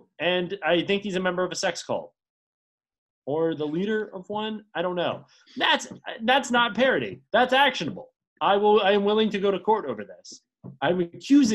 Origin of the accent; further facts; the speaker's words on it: United States; I'm an American man